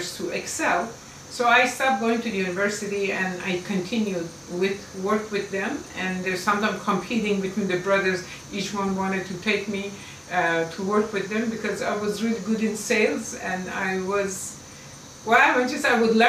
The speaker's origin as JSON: {"language": "English", "country": "Iran", "second_language": "English", "moved": "as an adult", "lives_now": "United States"}